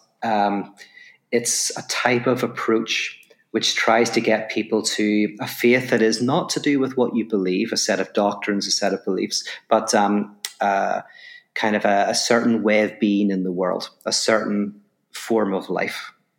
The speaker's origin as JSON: {"language": "English", "country": "Ireland", "accent": "Irish", "lives_now": "Los Angeles, United States", "said": "obviously from my accent, people will know I'm from Ireland. I live in Los Angeles now"}